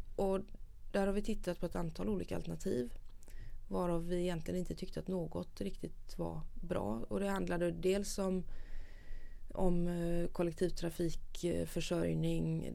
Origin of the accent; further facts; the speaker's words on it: Gothenburg, Västra Götaland, Sweden; jag är nog kanske mer göteborgare än vad jag är svensk